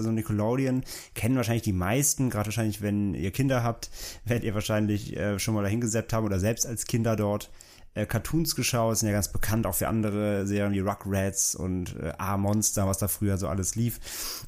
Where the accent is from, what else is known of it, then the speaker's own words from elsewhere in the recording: Germany; bei uns in Deutschland